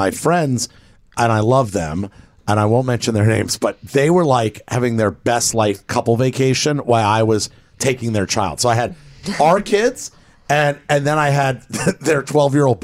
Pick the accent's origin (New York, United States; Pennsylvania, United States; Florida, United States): Florida, United States; Miami; growing up in Miami